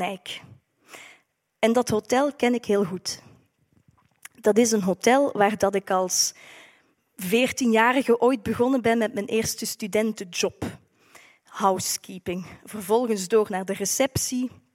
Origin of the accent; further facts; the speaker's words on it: Maaseik, Flanders, Belgium; accent: Limburg; naar huis, naar Limburg, dat u misschien al aan mijn accent hebt kunnen horen. Naar Maasijk is een mooi stadje aan de Maas